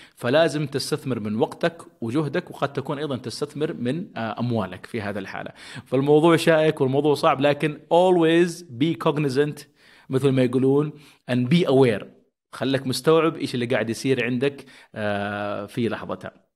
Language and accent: Arabic; Saudi Arabia; عندنا في السعودية